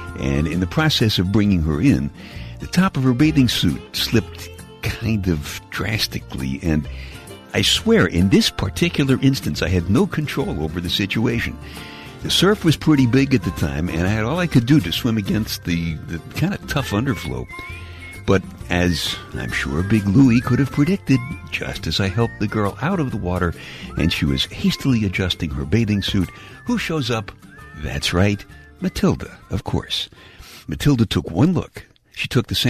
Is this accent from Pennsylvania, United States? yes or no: no; New York City, New York, United States; Where I grew up in Brooklyn